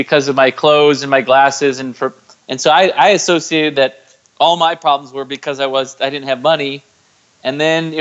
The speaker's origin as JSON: {"language": "English", "area": "Chicago suburbs", "region": "Illinois", "country": "United States", "tie": "born or raised there", "moved": "yes", "lives_now": "San Diego, United States", "said": "I live in San Diego, California. I'm originally from the Chicago suburbs"}